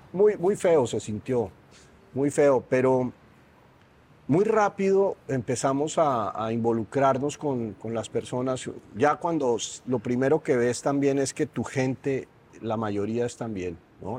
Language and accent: Spanish; Colombia; moved away as an adult; now in Mexico City, Mexico; soy colombiano